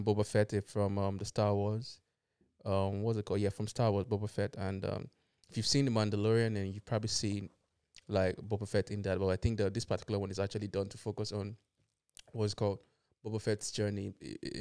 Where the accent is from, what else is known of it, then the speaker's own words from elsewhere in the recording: Ireland; now in United Kingdom; I grew up in Ireland